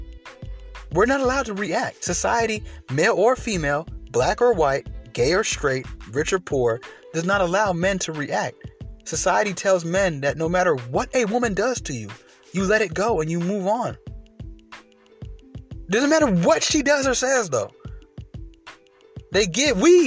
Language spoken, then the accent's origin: English; Atlanta, Georgia, United States; I grew up in Atlanta.